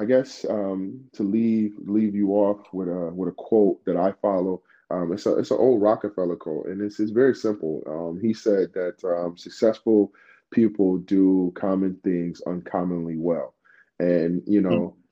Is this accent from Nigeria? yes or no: yes; Nigeria; moved away; me being Nigerian